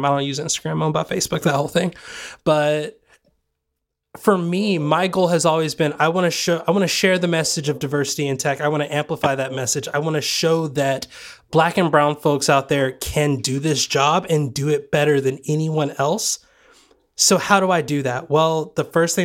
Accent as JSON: {"language": "English", "town": "Sweetwater", "region": "Tennessee", "country": "United States", "tie": "born or raised there", "also_born_or_lived": "Georgia", "moved": "yes", "said": "Sweetwater, Tennessee, where I grew up"}